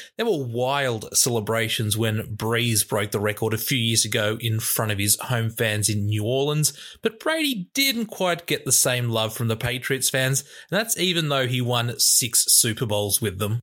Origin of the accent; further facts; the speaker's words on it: New South Wales, Australia; I'm from New South Wales